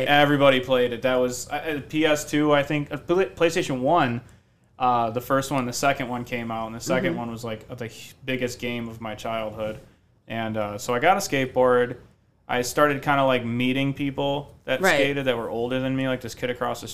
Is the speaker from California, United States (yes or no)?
no; Detroit, Michigan, United States; also born or lived in Eastpointe, Michigan / Grosse Pointe Shores, Michigan / Willoughby Hills, Ohio; I was born in Detroit